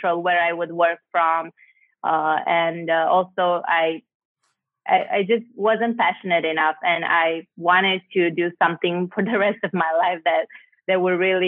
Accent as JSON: {"language": "English", "town": "Cluj-Napoca", "region": "Cluj County", "country": "Romania", "moved": "yes", "said": "I'm from Cluj-Napoca originally"}